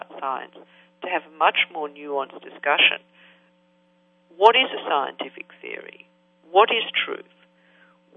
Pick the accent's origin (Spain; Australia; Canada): Australia; now in United States; I was brought up in Australia